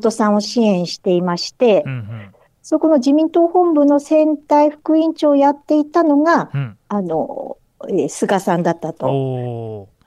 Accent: Miyagi, Japan; あ私宮城県

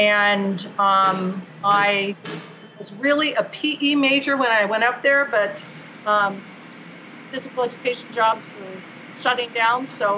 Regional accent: San Francisco, California, United States; also born or lived in Kentucky / Colorado; I grew up as an Army brat. My father was an Army doctor, and I was born on the Presidio in San Francisco. And then we moved all over the place. So we lived in Kentucky, not my favorite place.

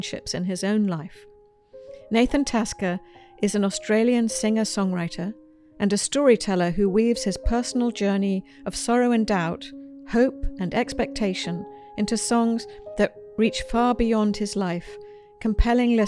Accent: United Kingdom; now in United States; As a Brit first coming to the United States

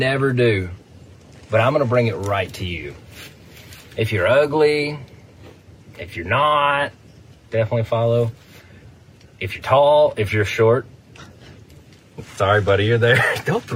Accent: West Tennessee, United States; also born or lived in Jackson, Tennessee / Huntingdon, Tennessee; I'm from West Tennessee. Split my time between Jackson and Huntington. Grew up in the woods.

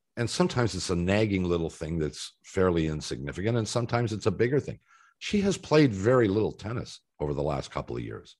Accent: Canada; as a Canadian watching tennis players

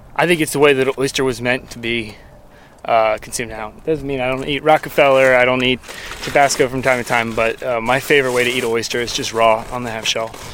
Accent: Lakeland, Florida, United States; I grew up in Lakeland, Florida on Lake Luther Road. I went to Lake Gibson High School.

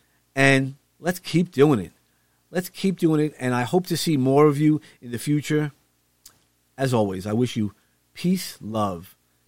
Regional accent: New York City, New York, United States; we come from Brooklyn, so you don't always see. There's light pollution.

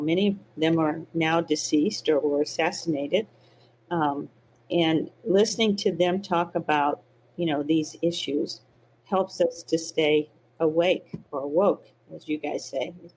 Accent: the South, United States; I grew up in the South, in the Jim Crow South

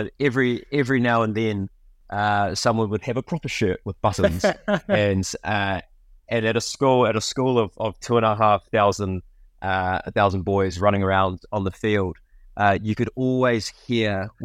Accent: New Zealand; summarizes the childhood growing up in New Zealand.

